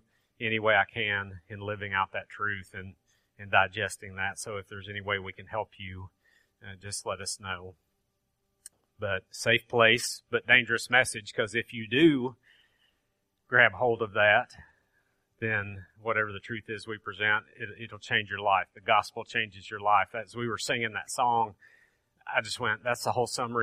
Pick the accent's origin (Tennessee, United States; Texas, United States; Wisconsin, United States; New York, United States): Tennessee, United States; Grainger County; I'm from Granger County, so I say Torah.